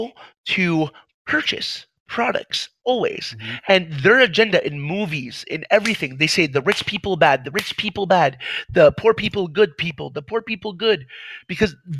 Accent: Lancaster, United States; also born or lived in Jordan; I was born in Lancaster

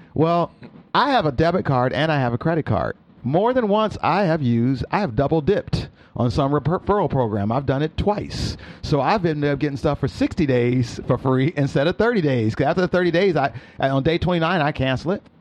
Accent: Peoria, Illinois, United States; moved away; who I was in Peoria growing up

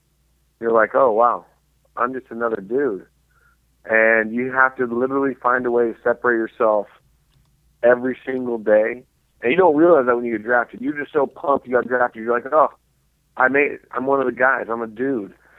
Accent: Seattle, Washington, United States; now in Houston, United States; growing up in Seattle

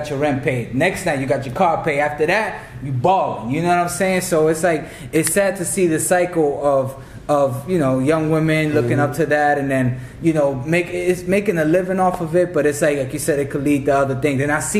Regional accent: Tampa, Florida, United States; moved away; I came from Tampa, Florida.

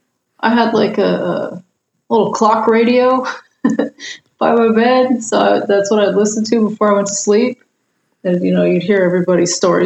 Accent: California, United States; Like I grew up in California.

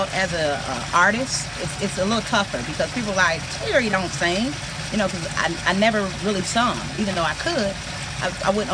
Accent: Detroit, Michigan, United States; moved away; I'm from Detroit, so I got a lot of connects in Detroit

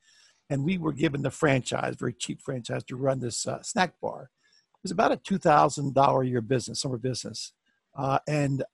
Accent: Bethesda, Maryland, United States; I'm from Bethesda, Maryland

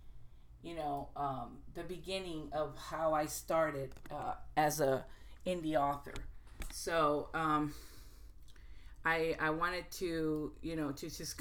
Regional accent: Brownsville, Texas, United States; moved away as an adult; now in North Carolina, United States; I grew up bilingual back in Texas.

